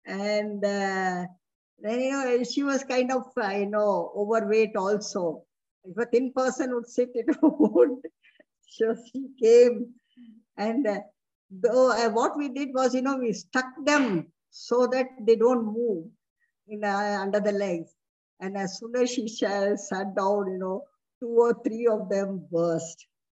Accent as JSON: {"language": "English", "country": "India", "first_language": "Hindi", "second_language": "English", "said": "And the subject Hindi used to be very boring because I used to know Hindi before itself being my mother tongue."}